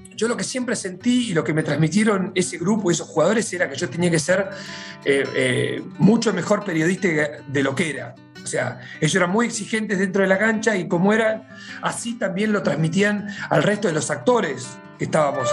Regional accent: near Bahía Blanca, Buenos Aires Province, Argentina; Yo crecí viendo la Liga Nacional, yo soy de, cerca de Bahía Blanca

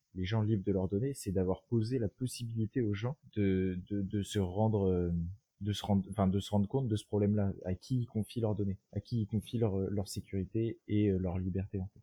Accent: France; en France notre culture politique

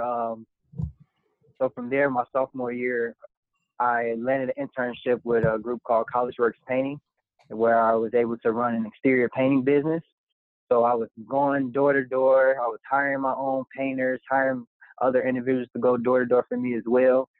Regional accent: Park Forest, Illinois, United States; also born or lived in Harvey, Illinois; i'm from the south suburbs of chicago actually i grew up in harvey illinois spent most of my adolescence in park forest illinois

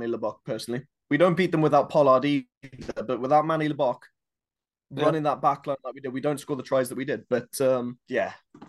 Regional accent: South Africa; very proud to be South African

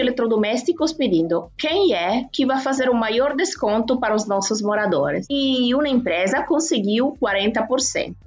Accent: Turin, Piedmont, Italy; Portuguese is a second language; moved away as an adult; now in Ceará, Brazil; Eu sou de Turim, como você falou, na Itália, e trabalhei sempre no mercado imobiliário. E oito anos atrás me mudei aqui para o Brasil

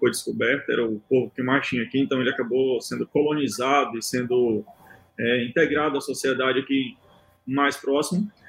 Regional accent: Brazil; já é tão longe que a gente é do Brasil.

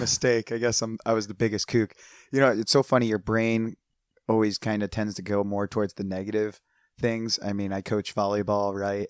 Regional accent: United States; moved away as an adult; also born or lived in New Jersey; now in San Diego, United States; growing up outside of Philadelphia

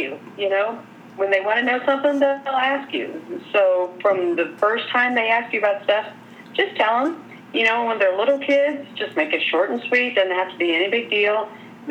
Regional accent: Corydon, United States; growing up in Corydon, we had terrible Chinese restaurants

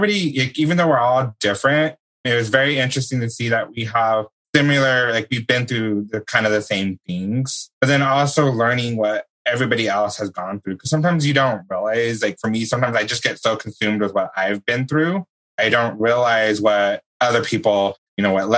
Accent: New Mexico, United States; now in Bellevue, United States; I'm from New Mexico, but live in Bellevue right now

